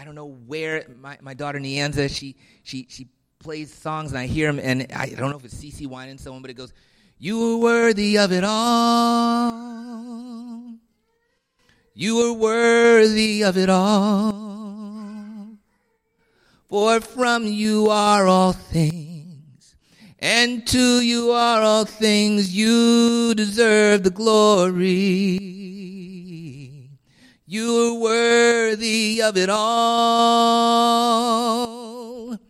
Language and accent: English; Washington, District of Columbia, United States; While I was a young man growing up in Washington, D.C., in church every Sunday from before I was born, but just living my life as I wanted to, God pardoned me.